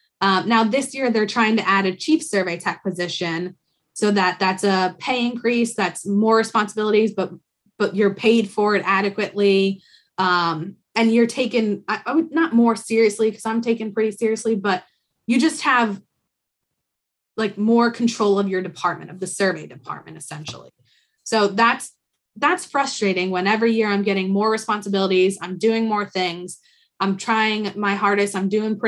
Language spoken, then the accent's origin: English; Rhode Island, United States; we're from Rhode Island and my mom's from upstate New York and my dad's from Philadelphia.